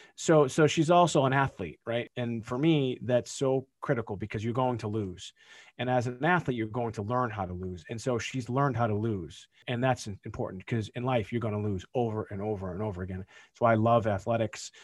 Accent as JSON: {"language": "English", "town": "Boston", "region": "Massachusetts", "country": "United States", "said": "We're from Boston, so wicked's a thing"}